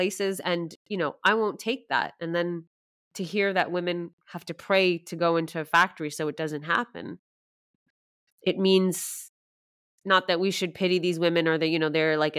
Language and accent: English; Canada; now in Sweden; I was born and raised in Canada